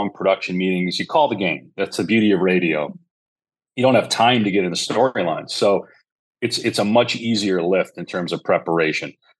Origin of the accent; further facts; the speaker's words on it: Wisconsin, United States; moved away; growing up in Wisconsin